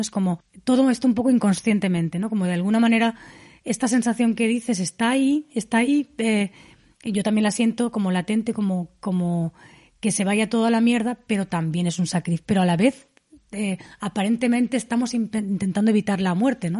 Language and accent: Spanish; Dénia, Valencian Community, Spain; mi pueblo, en Denia, que es un pueblo totalmente turístico